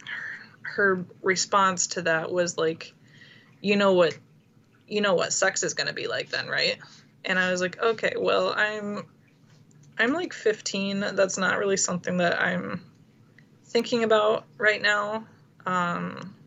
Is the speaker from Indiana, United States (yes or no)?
yes; Fort Wayne, Indiana, United States; moved away; I am from Indiana, and like the northern part of Indiana. I was born in Fort Wayne